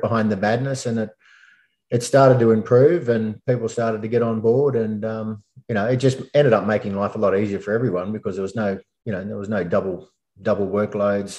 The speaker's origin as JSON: {"language": "English", "town": "Bathurst", "region": "New South Wales", "country": "Australia", "tie": "born or raised there", "moved": "as an adult", "lives_now": "Sydney, Australia", "said": "I moved from Bathurst, grew up there, went to school and uni there, and then moved down to Sydney"}